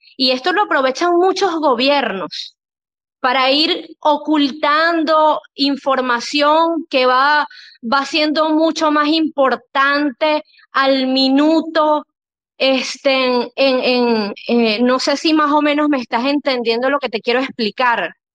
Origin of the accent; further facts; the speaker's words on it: Venezuela; yo soy venezolana, por cierto, yo, mi país eh, natal es Venezuela.